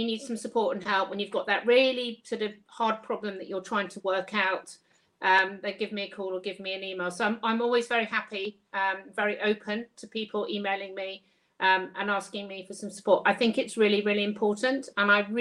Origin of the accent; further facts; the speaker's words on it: Kent, South East England, United Kingdom; moved away as an adult; also born or lived in St Helens, Lancashire; I was from Kent and I was up in Lancashire